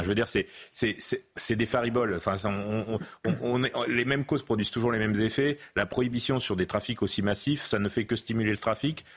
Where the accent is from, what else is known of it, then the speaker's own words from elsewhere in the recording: central France, France; dans l'élevage bovin-viande d'où je, d'où je viens, du, centre de la France